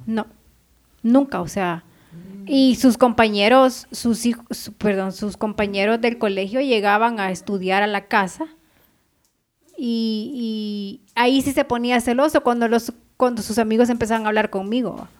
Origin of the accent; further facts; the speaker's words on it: Ahuachapán, El Salvador; now in Guatemala; yo considero a mis vecinos de, de mi país, o sea, de mi pueblo, de Aguachapán, que son una familia para mí porque toda la vida he vivido con ellos